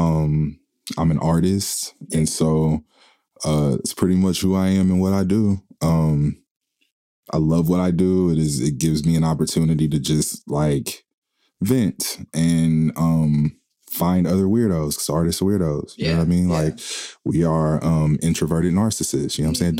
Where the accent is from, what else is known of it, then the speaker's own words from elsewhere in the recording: Oklahoma City, Oklahoma, United States; I grew up in Oklahoma, the north side.